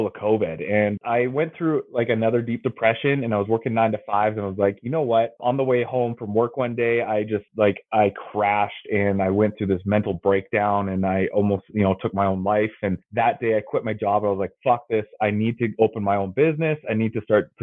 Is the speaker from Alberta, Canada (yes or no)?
yes; Calgary, Alberta, Canada; born and raised in Calgary, Alberta